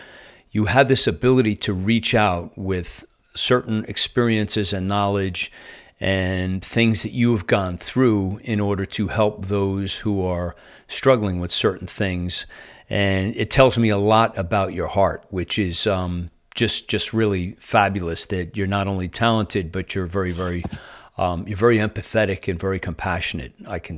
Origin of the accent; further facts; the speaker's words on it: New Jersey, United States; like I'm transplanted from New Jersey and I've been here a little over a year.